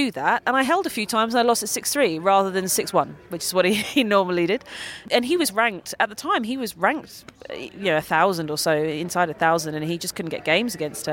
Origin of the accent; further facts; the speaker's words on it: United Kingdom; as a Brit